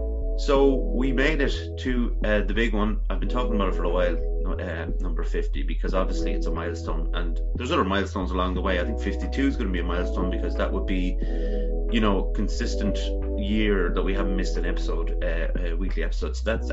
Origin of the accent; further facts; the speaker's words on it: Ireland; we're both Irish, yeah. We're both Irish people